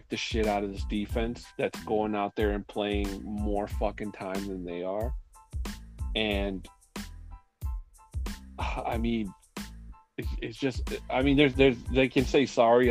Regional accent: Mexico City, Mexico; moved away; my hometown of Mexico City

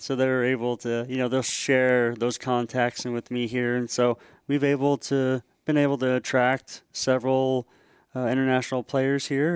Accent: Tri-Cities, Washington, United States; I'm a Washingtonian, uh, born and raised in Washington State, uh, place called the Tri-Cities, Richland, Pasco, Kennewick

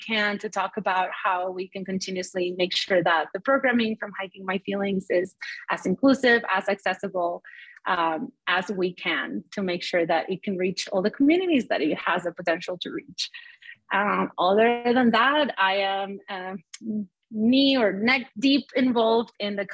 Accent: Mexico; now in United States; I grew up in Mexico where our infrastructure is barely there and it works very differently

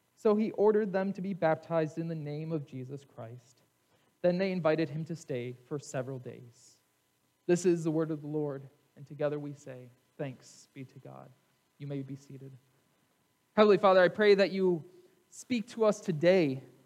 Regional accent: United States; in America, we are a melting pot

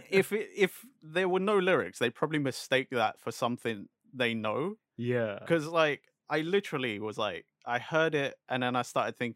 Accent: England, United Kingdom; you know, being English.

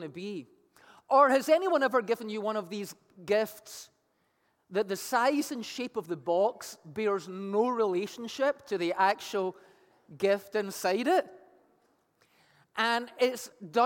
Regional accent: Scotland, United Kingdom; moved away; I played Pass the Parcel growing up in Scotland as a kid

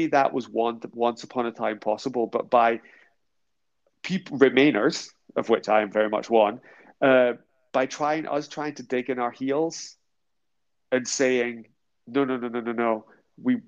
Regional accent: Scotland, United Kingdom; now in northern England, United Kingdom

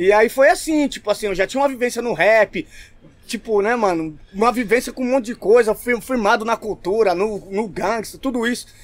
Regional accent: São Paulo, Brazil; also born or lived in São Mateus, São Paulo; eu morava no Ipiranga, nasci no Ipiranga

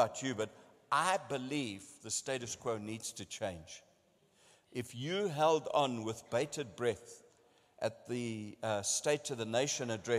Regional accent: South Africa; I'm from South Africa

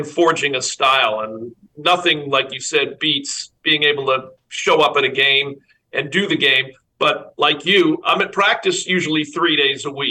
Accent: Boston, Massachusetts, United States; now in Atlanta, United States; I grew up in Boston, or the Boston area.

